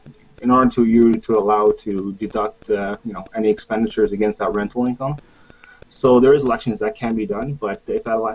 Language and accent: English; Ottawa, Ontario, Canada; I'm born and raised here in Ottawa